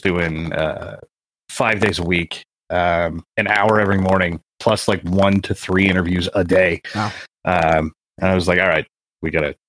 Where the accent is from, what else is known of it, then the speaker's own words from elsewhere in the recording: California, United States; I grew up in California, which is the it's like Disneyland, but backwards